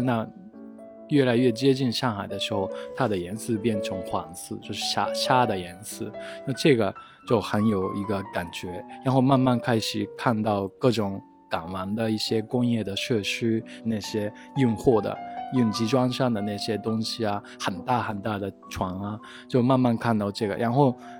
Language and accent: Chinese; Japan; Chinese is a second language; moved away as an adult; also born or lived in Osaka; now in Beijing, China; 我是来自日本的建筑师，现在住在北京